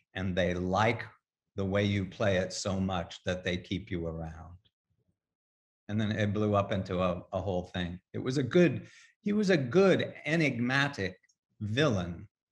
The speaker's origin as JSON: {"language": "English", "region": "Midwest", "country": "United States", "moved": "yes", "lives_now": "New York, United States", "said": "I'm a Midwesterner"}